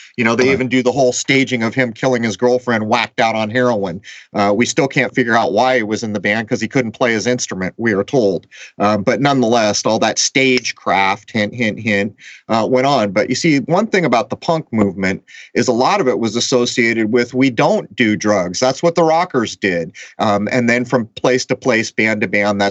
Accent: San Diego, California, United States; my hometown of San Diego

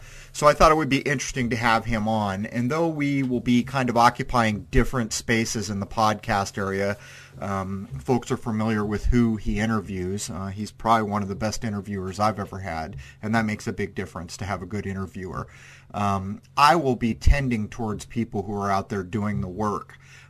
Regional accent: San Diego, California, United States; I'm sitting out here in the cold and you're back in my hometown. How are things in San Diego?

